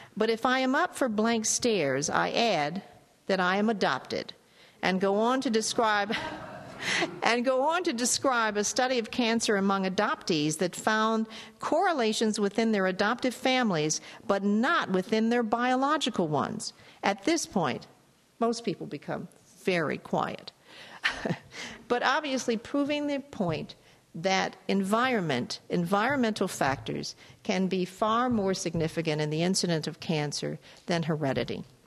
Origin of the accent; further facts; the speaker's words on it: Chicago, Illinois, United States; I'm from Chicago, so I'm very familiar with Pekin, Illinois